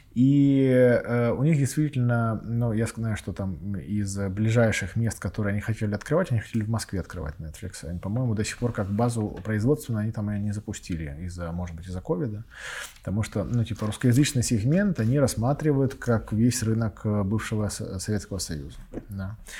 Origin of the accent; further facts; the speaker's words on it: Donetsk, Donetsk Oblast, Ukraine; я сам родом из Донецка